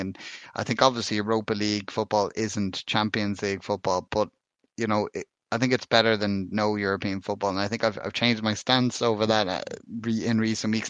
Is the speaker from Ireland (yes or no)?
yes; Ireland; being an Irishman